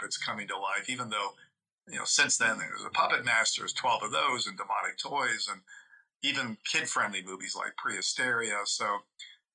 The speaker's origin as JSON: {"language": "English", "country": "Italy", "tie": "born or raised there", "moved": "yes", "said": "I grew up in Italy. So, you know, people say I was culturally deprived because I didn't grow up in the States."}